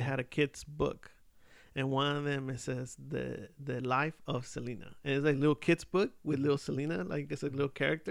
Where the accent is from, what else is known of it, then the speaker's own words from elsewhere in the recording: Mexico City, Mexico; I'm from Mexico City. Like, I'm Mexican